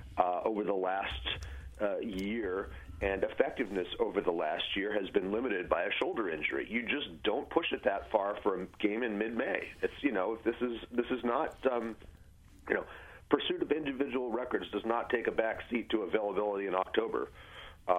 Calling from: Brooklyn, New York, United States; I'm in Brooklyn.

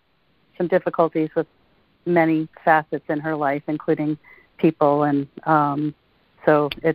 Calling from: Connecticut, United States; in Connecticut.

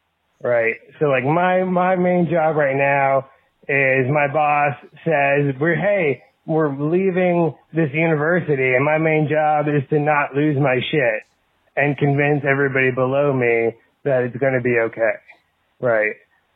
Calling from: North Carolina, United States; I'm calling you from North Carolina.

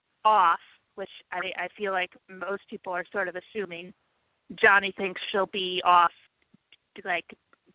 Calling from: New York City, New York, United States; calling from New York City.

